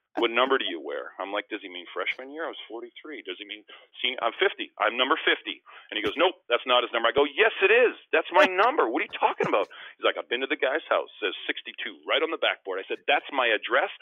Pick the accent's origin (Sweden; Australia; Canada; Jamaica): Canada; Winnipeg, Manitoba; also born or lived in Philadelphia; now in Vancouver, Canada; in Winnipeg in my hometown